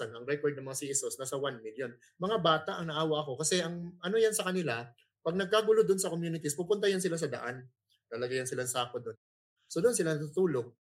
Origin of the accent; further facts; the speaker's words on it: Surigao del Norte, Caraga, Philippines; I'm from Mindanao. I'm from Surigao del Norte